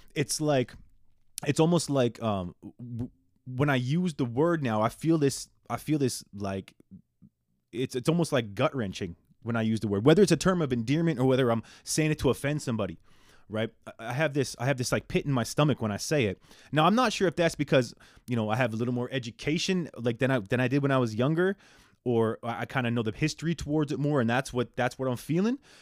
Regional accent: Canada; I'm born and raised in Canada

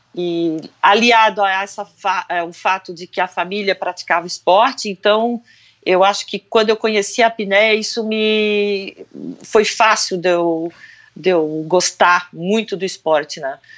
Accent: Brazil; Eu falei: do Brasil

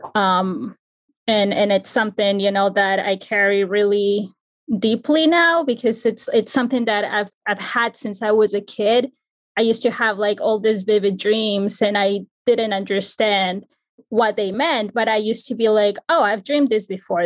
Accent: Ecuador; now in New Jersey, United States; I'm from Ecuador, but I currently reside in New Jersey

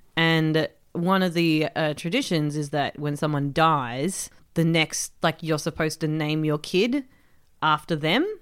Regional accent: Melbourne, Victoria, Australia; I grew up in Melbourne

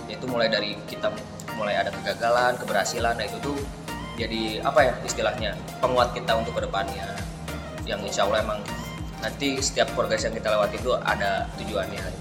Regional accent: Bandung, West Java, Indonesia; Aku asalnya dari Bandung

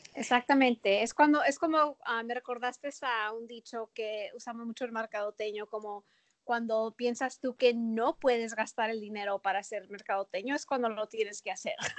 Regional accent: El Paso, Texas, United States; moved away as an adult; also born or lived in Minneapolis / Chicago; Yo nací en El Paso. Ah, crecí en El Paso

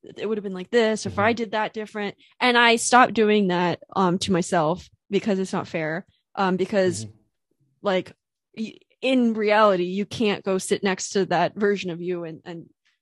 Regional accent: United States; I'm in an international relationship, so I'm American

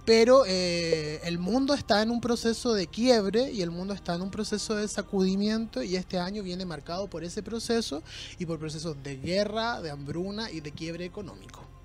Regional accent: Chile; Nosotros como chilenos formamos parte de una cultura sumamente violenta

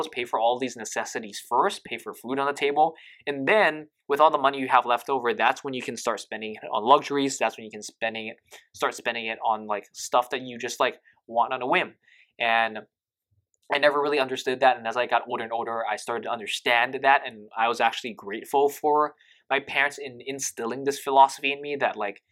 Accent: Hawaii, United States; I grew up in Hawaii

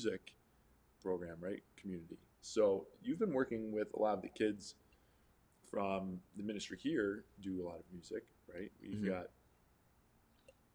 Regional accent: United States; I'm from the South Towns. We would play Ultimate Frisbee all the time.

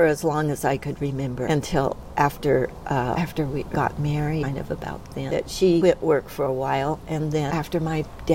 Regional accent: San Diego, California, United States; also born or lived in El Centro, California; we moved to San Diego, actually, when I was two. I didn't remember growing up in El Centro

